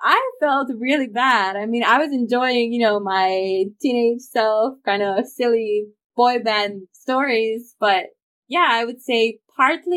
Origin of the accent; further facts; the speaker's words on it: Bucharest, Romania; English is a second language; moved away as an adult; also born or lived in Changshu, China / Bennington, Vermont, United States; I grew up in Romania. As I grew up in Bucharest.